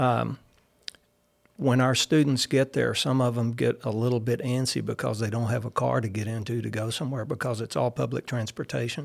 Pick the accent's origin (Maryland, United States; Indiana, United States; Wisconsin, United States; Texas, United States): Texas, United States; Caldwell; Growing up in Caldwell, you know, being a country boy